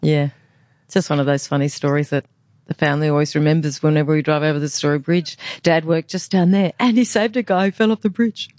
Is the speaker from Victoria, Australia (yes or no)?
no; Brisbane, Queensland, Australia; I'm from the Gindi. I'm a Gindi girl